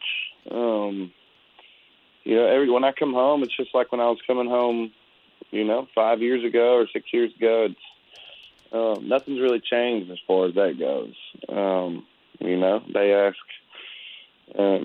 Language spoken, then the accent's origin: English; Conroe, Texas, United States; moved away as an adult; also born or lived in Austin / Nashville; I'm in my hometown of Conroe, Texas.